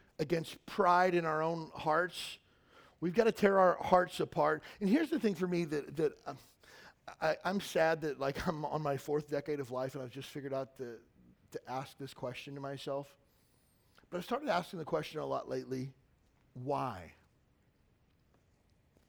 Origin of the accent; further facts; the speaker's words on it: Kentucky, United States; I grew up in Kentucky